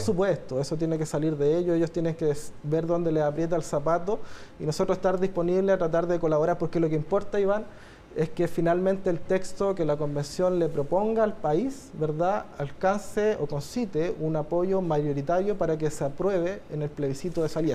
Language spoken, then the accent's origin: Spanish; Chile; como chilenos y chilenas